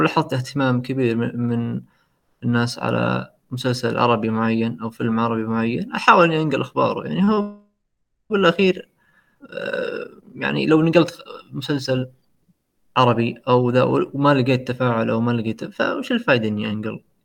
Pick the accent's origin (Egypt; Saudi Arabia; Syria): Saudi Arabia; عندنا في السعودية